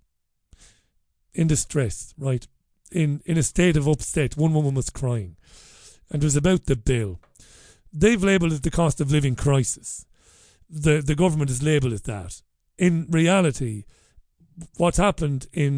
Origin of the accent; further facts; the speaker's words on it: Waterford, Munster, Ireland; now in Salford, United Kingdom; I grew up in Ballybeg in Waterford in the 80s when poverty was real